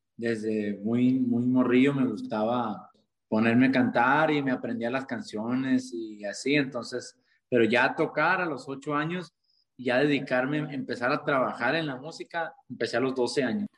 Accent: Caborca, Sonora, Mexico; soy de Caborca, Sonora.

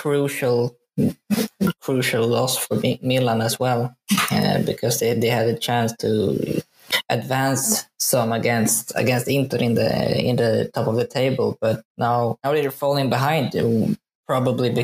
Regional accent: Sweden; So I'm born and raised in Sweden, but my family is from Italy, a place outside of Torino called Alba

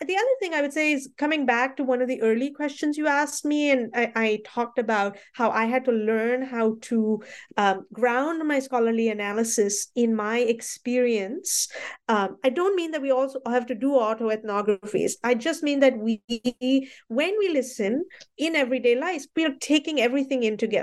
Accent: Mumbai, Maharashtra, India; I grew up in Bombay, and the Bombay that I saw at that time, the Bombay that was becoming Mumbai, was very different

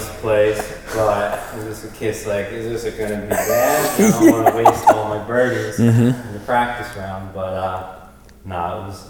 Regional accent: Florida, United States; also born or lived in Philadelphia, Pennsylvania / Medford, New Jersey; I was born in Philadelphia, originally from this area, Medford, and then moved to Florida when I was, you know, 6 years old and went to school down there. And I've always come up here in the summers and stayed at my grandparents' house.

